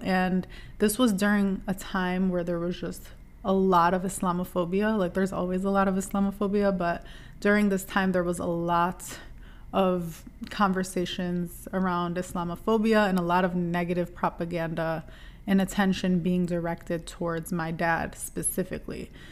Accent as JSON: {"language": "English", "town": "Dearborn", "region": "Michigan", "country": "United States", "tie": "born or raised there", "said": "I grew up in Dearborn, Michigan"}